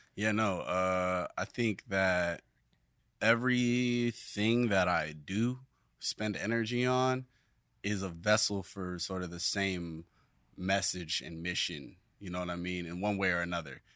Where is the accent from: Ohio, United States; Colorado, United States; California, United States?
California, United States; Carson; also born or lived in Long Beach, California / North Carolina; now in Los Angeles, United States; I was born in Long Beach, California, at Long Beach Memorial, and I lived there for a few years in the in the beginning, mm-hmm. and mm. then I was primarily raised in Carson